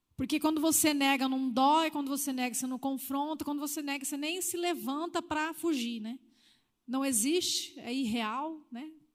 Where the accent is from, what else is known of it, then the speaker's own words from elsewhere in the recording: Northeast Region, Brazil; da onde eu fui criada, a cultura do Nordeste, né? era assim mesmo